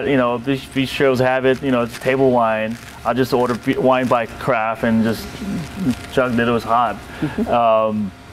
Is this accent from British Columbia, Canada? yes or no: yes; Vancouver, British Columbia, Canada; moved away as an adult; also born or lived in South Korea / Temecula, California / Oregon; now in California, United States; grew up in Vancouver, Canada